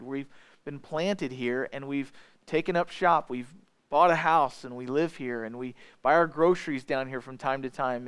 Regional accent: edge of Iron County, Missouri, United States; I grew up not in Iron County, but just on the edge of it

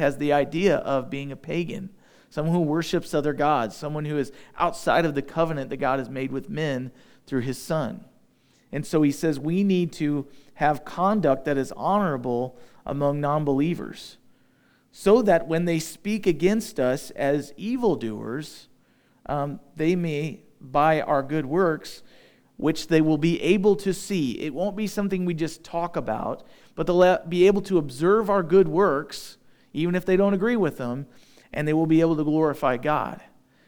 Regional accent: United States; We're used to being English-speaking Americans

